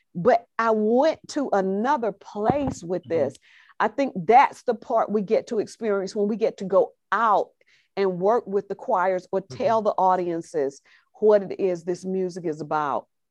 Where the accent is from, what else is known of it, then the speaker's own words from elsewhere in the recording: Alabama, United States; Growing up in Alabama is where I got these roots